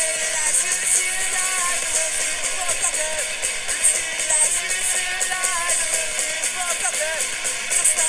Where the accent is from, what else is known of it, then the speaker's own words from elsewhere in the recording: Ventnor City, New Jersey, United States; my hometown of Ventnor, New Jersey